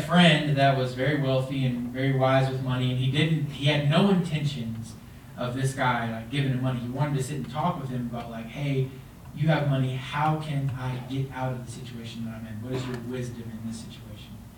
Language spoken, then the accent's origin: English; Texas, United States; now in Colorado Springs, United States; I'm from Texas